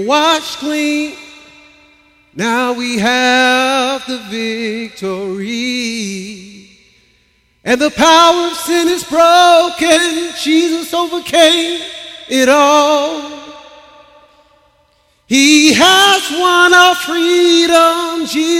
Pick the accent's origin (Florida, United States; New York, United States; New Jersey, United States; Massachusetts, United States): Florida, United States; Tampa; moved away as an adult; also born or lived in Trenton, Florida / Chiefland, Florida; I'm from Tampa, Florida